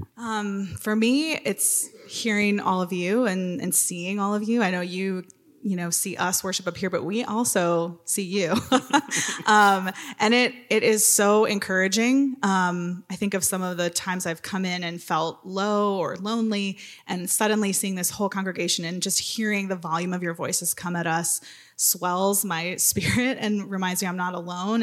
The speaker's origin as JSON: {"language": "English", "region": "Wisconsin", "country": "United States", "tie": "born or raised there", "moved": "as an adult", "lives_now": "Minnesota, United States", "said": "I grew up in Wisconsin, but came to the better state"}